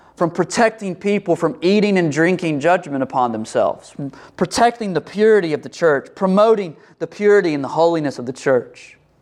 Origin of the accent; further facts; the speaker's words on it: United States; we're American